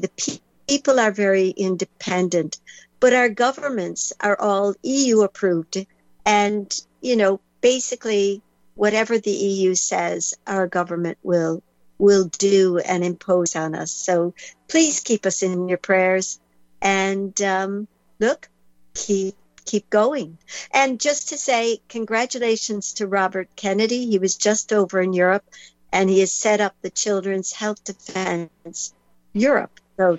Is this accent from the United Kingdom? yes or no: no; Ireland; being Irish